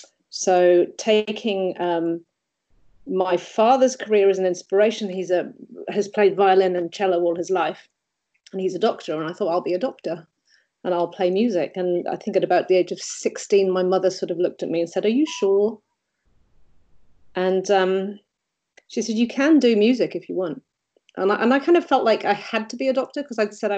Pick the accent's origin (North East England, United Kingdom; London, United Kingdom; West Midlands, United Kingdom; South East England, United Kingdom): North East England, United Kingdom; Durham; moved away as an adult; now in New Zealand; I'm from England originally, and I went to a normal primary school, which happened to have a very good team of music teachers. I think it was because we were in Durham